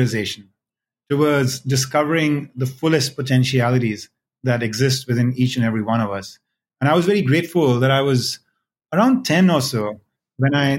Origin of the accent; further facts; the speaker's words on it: India; I was born and raised in India as part of the mainstream faith of Hinduism there